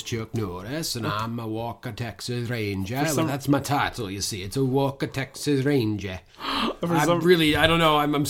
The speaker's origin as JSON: {"language": "English", "region": "the Maritimes", "country": "Canada", "tie": "born or raised there", "said": "as Canadian boys who grew up in the Maritimes"}